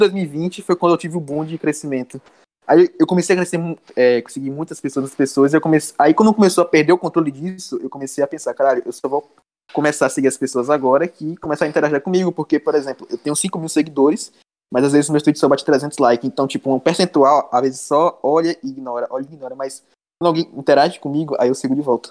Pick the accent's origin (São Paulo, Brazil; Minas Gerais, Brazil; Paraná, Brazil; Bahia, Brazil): Bahia, Brazil; Feira de Santana; eu sou de Feira de Santana da Bahia.